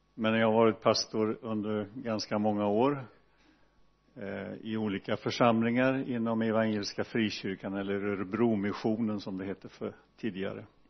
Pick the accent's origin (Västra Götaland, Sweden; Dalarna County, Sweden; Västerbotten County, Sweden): Västra Götaland, Sweden; Donsö; jag växte upp i Donsö missionsförsamling